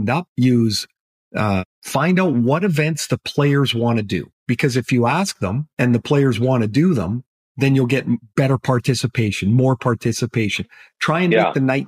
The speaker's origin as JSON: {"language": "English", "town": "Trail", "region": "British Columbia", "country": "Canada", "tie": "born or raised there", "said": "I grew up in Trail."}